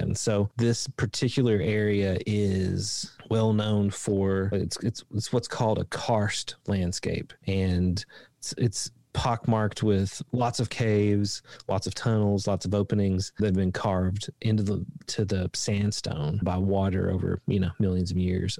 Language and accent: English; Appalachia in Eastern Kentucky, United States; I grew up in Appalachia in Eastern Kentucky